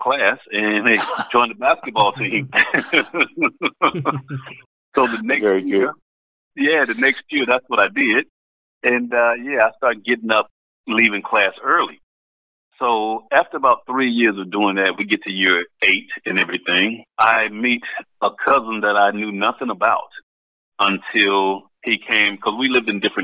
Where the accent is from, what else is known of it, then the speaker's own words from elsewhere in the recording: Mississippi, United States; moved away as an adult; also born or lived in Idaho / Bunbury; growing up in Mississippi, I mean, you're just a little country boy over there